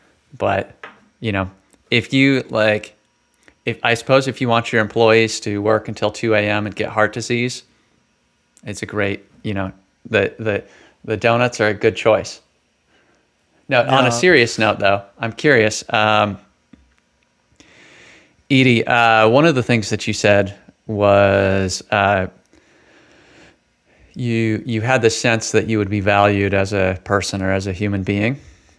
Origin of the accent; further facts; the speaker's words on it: West Coast, United States; now in St. Louis, United States; So, you all know I came from the West Coast, so I've been in St. Louis now for about 3 years.